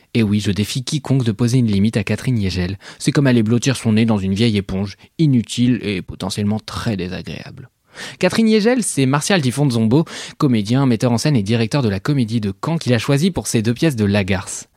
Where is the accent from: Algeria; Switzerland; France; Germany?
Switzerland; Parce que je suis suisse